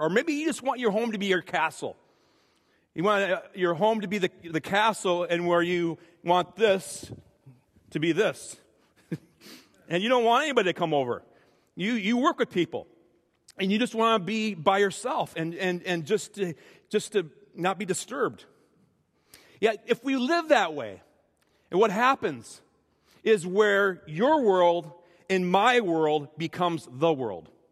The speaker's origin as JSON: {"language": "English", "region": "Minnesota", "country": "United States", "said": "I'm speaking as a Minnesotan for most of my life"}